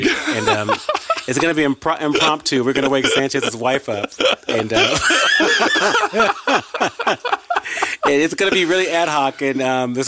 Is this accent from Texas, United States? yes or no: yes; Arlington, Texas, United States; I was raised in Arlington, Texas